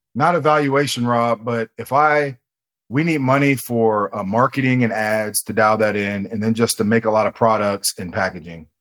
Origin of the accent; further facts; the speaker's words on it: Ohio, United States; I'm from Ohio. I'm in Columbus, Ohio.